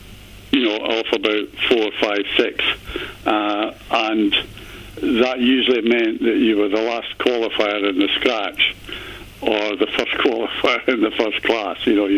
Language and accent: English; Dumfries, Scotland, United Kingdom